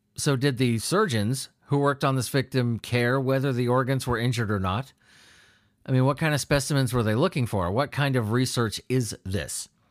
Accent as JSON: {"language": "English", "country": "United States", "said": "I'm from America"}